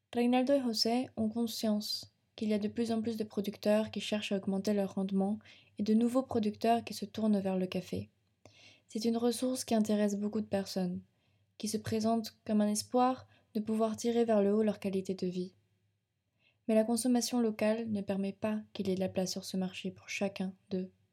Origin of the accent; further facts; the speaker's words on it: France; chez nous en France